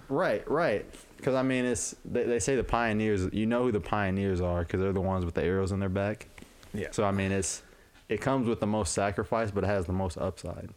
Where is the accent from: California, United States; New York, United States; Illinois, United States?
Illinois, United States; Urbana; moved away as an adult; now in Quad Cities, United States; I'm from Urbana, Illinois.